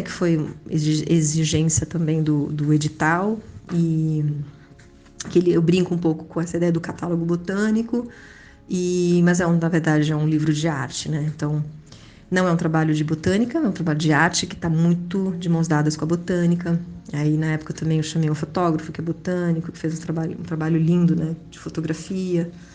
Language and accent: Portuguese; Brazil; also born or lived in Spain / São Paulo; now in Rio de Janeiro, Brazil; Nasci na Espanha em 1979. Não sou espanhola, vim para o Brasil muito pequena